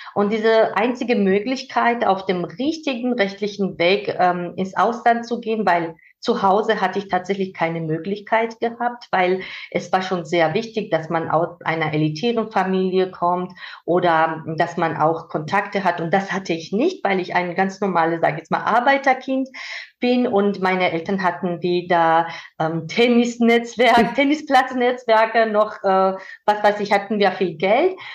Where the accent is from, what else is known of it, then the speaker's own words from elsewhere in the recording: Georgia; German is a second language; moved away as an adult; now in Germany; dass ich aus Georgien komme